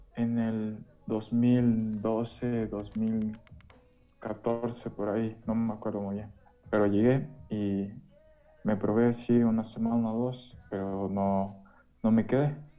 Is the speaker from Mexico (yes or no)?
no; Quito, Pichincha, Ecuador; Soy de, aquí, de Quito, soy, eh, toda mi vida me he criado aquí